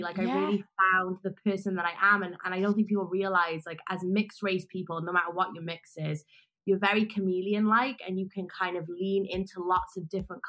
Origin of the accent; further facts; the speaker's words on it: Wales, United Kingdom; moved away as an adult; now in Los Angeles, United States; I grew up in Wales and I was kind of feeling alienated because there was just a lot of white people. And growing up mixed race at the time, there wasn't so many mixed race people where I was, and also not being like Asian and white.